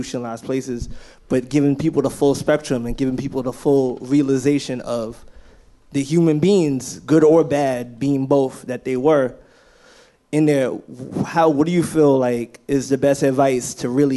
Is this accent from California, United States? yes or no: no; New York City, New York, United States; also born or lived in Harlem; I'm from the Bronx, but I live in Harlem.